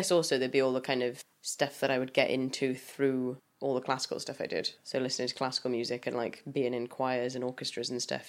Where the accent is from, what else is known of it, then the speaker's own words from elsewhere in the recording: the Valleys, Ystradgynlais, Wales, United Kingdom; No, I come from the Valleys. Ystrabynnach.